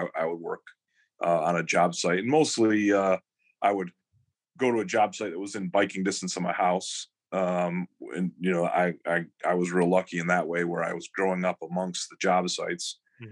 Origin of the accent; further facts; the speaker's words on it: Ann Arbor, Michigan, United States; growing up in Ann Arbor, it's all University of Michigan, University of Michigan.